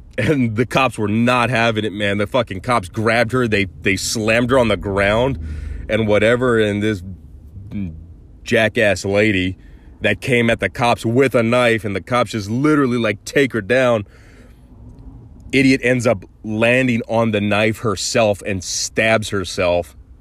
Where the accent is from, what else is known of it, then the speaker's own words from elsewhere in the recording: Mesa, Arizona, United States; Mesa, Arizona, they were in my hometown